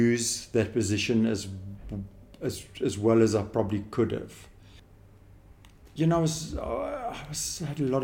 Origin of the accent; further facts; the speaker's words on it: Stellenbosch, Western Cape, South Africa; I grew up in Stellenbosch